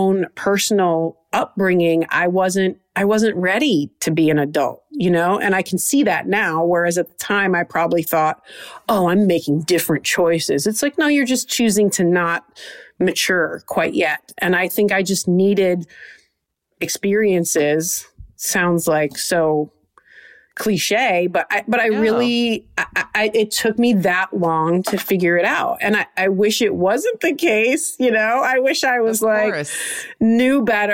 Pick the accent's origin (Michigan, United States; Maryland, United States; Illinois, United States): Michigan, United States; Trenton; I'm from Trenton, Michigan, south of Detroit